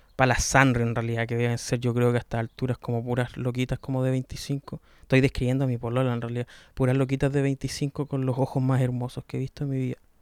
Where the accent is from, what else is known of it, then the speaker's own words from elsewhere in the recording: Los Ríos, Chile; now in Santiago, Chile; soy del sur de Chile, la, de la región de los ríos.